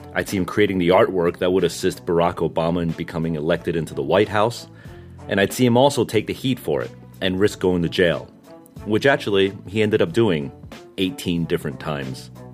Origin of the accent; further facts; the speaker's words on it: Northeast, United States; I grew up in the Northeast